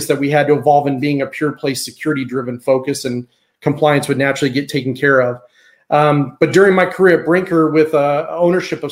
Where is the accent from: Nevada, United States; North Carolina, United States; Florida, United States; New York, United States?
Nevada, United States; Las Vegas; Grew up as a desert kid, Las Vegas, Nevada.